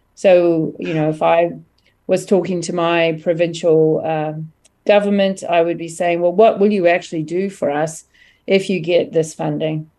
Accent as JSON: {"language": "English", "country": "New Zealand", "moved": "yes", "said": "I'm originally from New Zealand"}